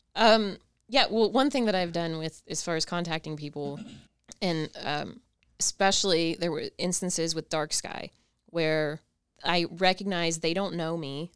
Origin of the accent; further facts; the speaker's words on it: Ohio, United States; I'm from Ohio